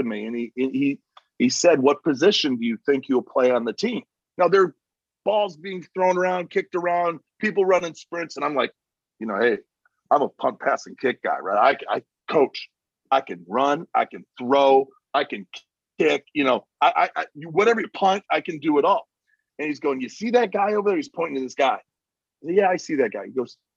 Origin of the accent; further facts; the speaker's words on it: Victory Township, Michigan, United States; growing up on the Christmas tree farm out at Victory Township near West Shore Community College. That was the first 8 years of my life